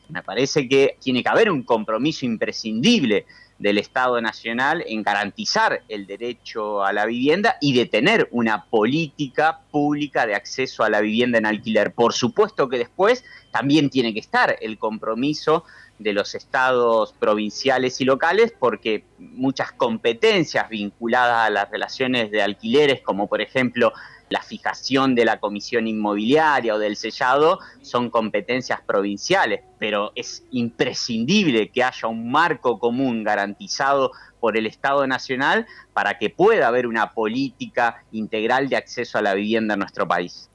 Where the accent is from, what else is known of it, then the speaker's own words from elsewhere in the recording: Rosario, Santa Fe, Argentina; Yo soy de Rosario